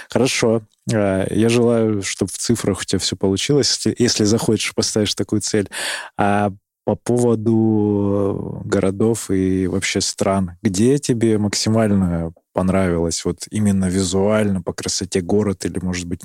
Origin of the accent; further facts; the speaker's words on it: Barnaul, Altai Krai, Russia; Я, я из Барнаула